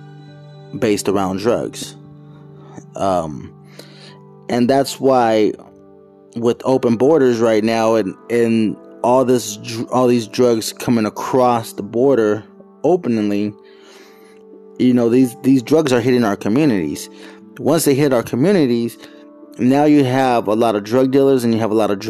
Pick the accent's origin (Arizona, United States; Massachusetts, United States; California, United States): Arizona, United States; Phoenix; moved away; I was born and raised in Phoenix, Arizona, in the Merivale section, 67th Avenue, Camelback